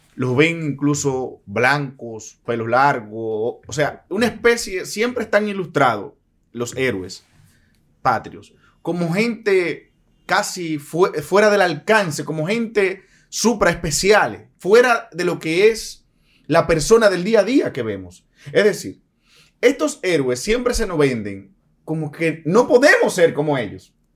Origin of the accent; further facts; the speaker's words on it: Dominican Republic; como un dominicano cualquiera